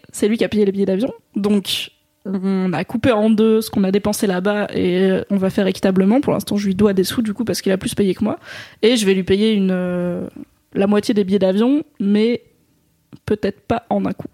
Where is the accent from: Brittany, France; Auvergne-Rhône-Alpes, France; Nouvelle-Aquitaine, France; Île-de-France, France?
Auvergne-Rhône-Alpes, France; Drôme; dans la Drôme là où j'ai grandi